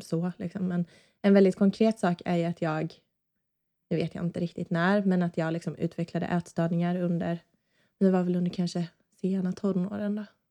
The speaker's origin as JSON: {"language": "Swedish", "region": "Småland", "country": "Sweden", "tie": "born or raised there", "also_born_or_lived": "Gothenburg, Sweden", "moved": "yes", "lives_now": "Öland, Sweden", "said": "Vi är båda från Småland, jag och min man uppväxte där i olika s-, mindre orter"}